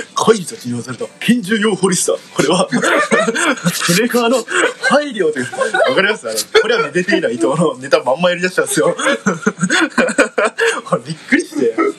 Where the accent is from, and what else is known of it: Miyazaki, Japan; born or raised there; moved away